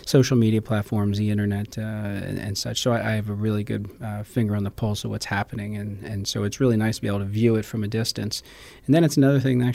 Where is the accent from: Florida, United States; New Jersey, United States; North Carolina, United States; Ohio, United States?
New Jersey, United States; Lindenwold; moved away as an adult; also born or lived in Philadelphia, Pennsylvania; now in San Antonio, United States; I grew up in Lindenwald area